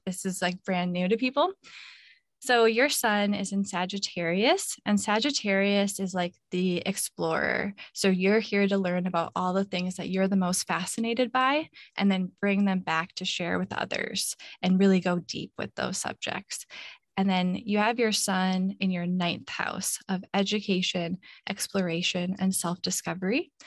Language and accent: English; Minnesota, United States; moved away as an adult; now in Hawaii, United States; I grew up in Minnesota where it's always really cold in the winter